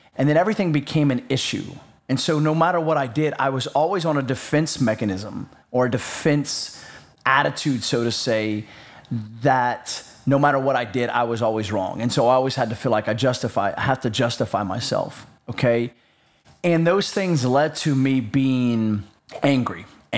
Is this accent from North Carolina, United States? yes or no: yes; North Carolina, United States; We lived in North Carolina, which is, for clarification reasons, south of the Mason-Dixon line. So I am from the South.